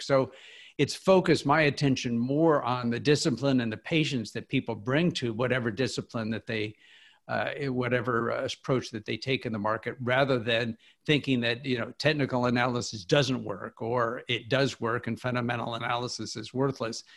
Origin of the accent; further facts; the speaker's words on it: Kansas, United States; moved away as an adult; also born or lived in Philadelphia / Oxford, England / Washington, D.C.; now in Chapel Hill, United States; I grew up in Kansas